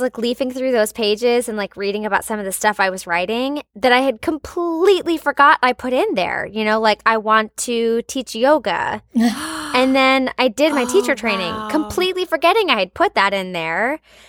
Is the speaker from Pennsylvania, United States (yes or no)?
no; Richmond, Virginia, United States; And it took me booking a job back in my hometown in Richmond, Virginia to get my equity card. I had to go back where I started.